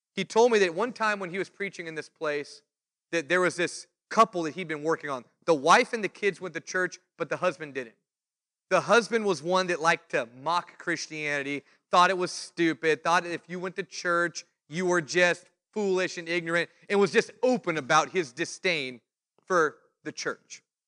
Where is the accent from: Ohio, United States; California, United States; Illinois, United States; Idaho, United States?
California, United States; I was the preacher from California